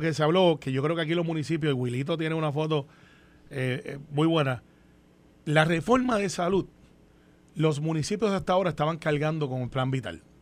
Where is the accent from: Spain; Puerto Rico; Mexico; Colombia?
Puerto Rico; yo soy puertorriqueño